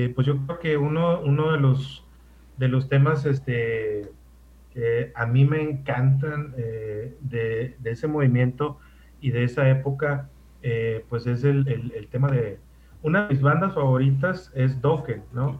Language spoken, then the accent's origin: Spanish; Ciudad Obregón, Sonora, Mexico; moved away; nací en Ciudad Obregón, Sonora